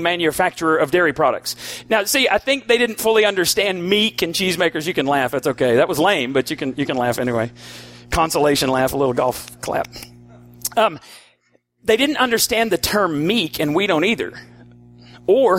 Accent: Borger, Texas, United States; We're from Borger.

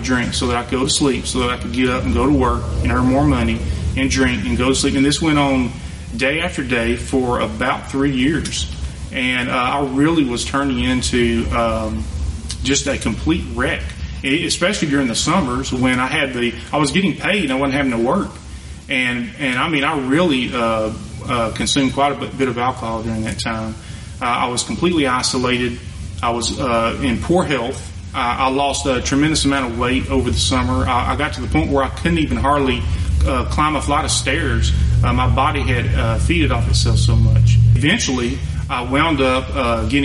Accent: Elkhart, United States; I grew up in the Methodist Church in Elkhart

